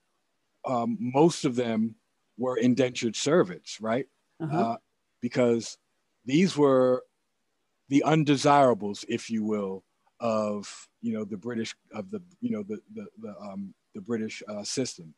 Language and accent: English; Maryland, United States; my home state of Maryland